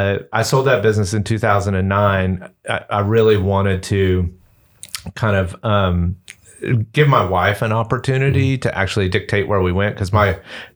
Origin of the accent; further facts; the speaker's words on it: Atlanta, Georgia, United States; accent: Southern; So if you can't tell from my Southern accent, I'm from Atlanta. That's where I grew up.